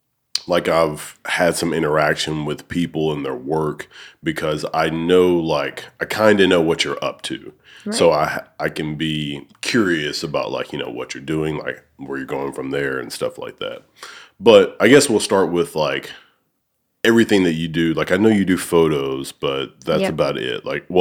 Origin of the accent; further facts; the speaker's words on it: Alabama, United States; moved away as an adult; now in Cordova, United States; I'm actually from Alabama. And I moved here in 2019. So, cool. Like, that, I live in Cordova, but, like, I spend most of my time, obviously, either here or I work in Memphis at Owens